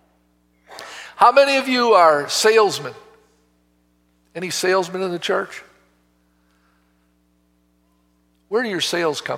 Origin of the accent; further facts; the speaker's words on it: Oak Creek, Wisconsin, United States; also born or lived in Milwaukee, Wisconsin; I was born in Milwaukee and raised in Oak Creek